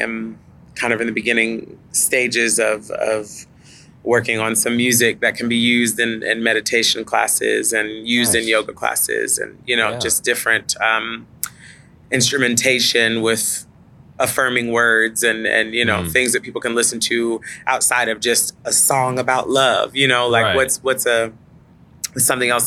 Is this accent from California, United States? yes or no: no; Dallas, Texas, United States; I grew up in the suburbs. I grew up in North Dallas.